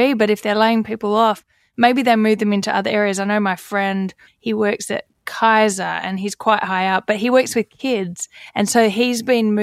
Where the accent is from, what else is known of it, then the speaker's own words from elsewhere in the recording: Australia; now in United States; me being an Australian